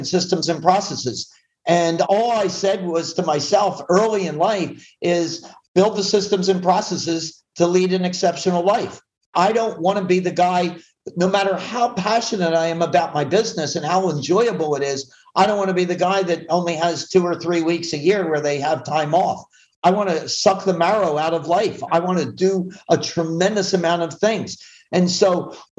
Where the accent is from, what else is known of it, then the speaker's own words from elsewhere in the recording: Philadelphia, Pennsylvania, United States; now in Southern California, United States; I grew up in the Philly area where it's typically cold and nasty or hot and sweaty